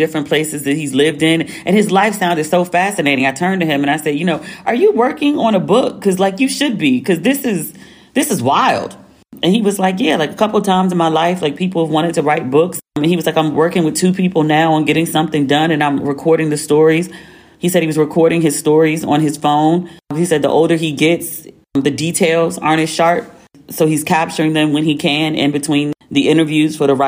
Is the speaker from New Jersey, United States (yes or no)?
no; New York City, New York, United States; St. John's between Kingston and Albany, Brooklyn.